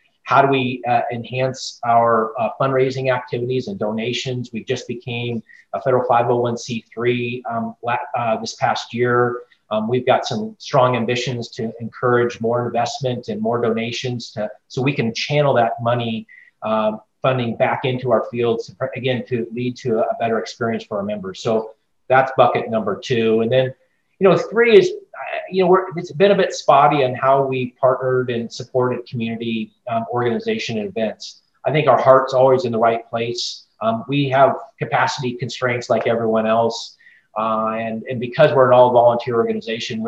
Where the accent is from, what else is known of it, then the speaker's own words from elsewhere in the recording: Northern California, United States; moved away as an adult; now in Chicago, United States; I grew up in Northern California